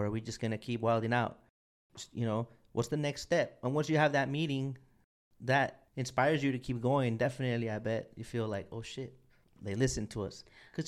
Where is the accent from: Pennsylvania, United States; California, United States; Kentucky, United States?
California, United States; I'm from California, Port of Long Beach, Port of LA.